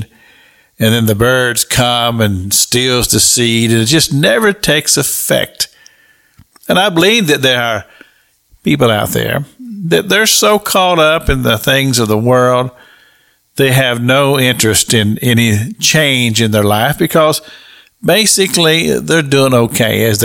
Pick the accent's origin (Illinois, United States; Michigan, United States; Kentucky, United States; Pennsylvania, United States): Kentucky, United States; I grew up in Kentucky